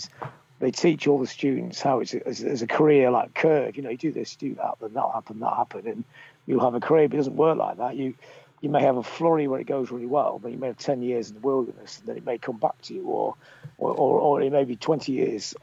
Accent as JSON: {"language": "English", "town": "Blackpool", "region": "North West England", "country": "United Kingdom", "tie": "born or raised there", "said": "I was growing up in Blackpool."}